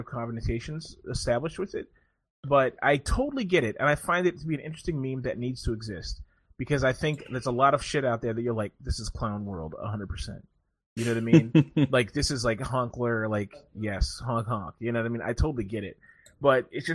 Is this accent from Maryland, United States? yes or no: yes; Maryland, United States; I'm from Maryland